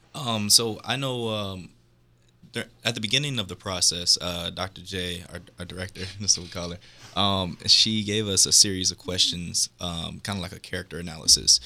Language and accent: English; Milwaukee, Wisconsin, United States; Milwaukee, Wisconsin.